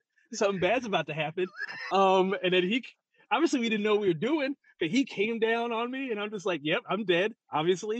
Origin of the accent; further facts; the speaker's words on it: St. Louis, Missouri, United States; I'm from St. Louis